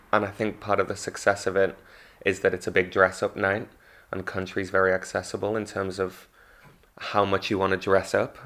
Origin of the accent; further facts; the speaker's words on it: Manchester, North West England, United Kingdom; also born or lived in London; now in Margate, United Kingdom; I come from Manchester